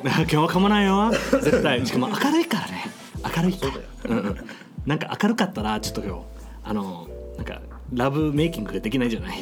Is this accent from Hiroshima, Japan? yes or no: no; Okinawa, Japan; 俺は沖縄生まれ